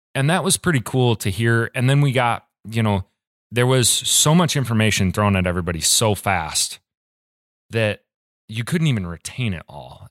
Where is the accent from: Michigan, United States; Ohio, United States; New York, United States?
Michigan, United States; Ann Arbor; moved away as an adult; now in Kalamazoo, United States; I'm from Ann Arbor